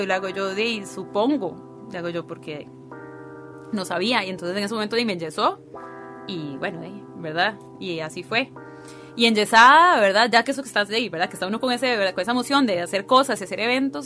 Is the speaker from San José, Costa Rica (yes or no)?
yes; San José, Costa Rica; nací en San José, de familia de migrantes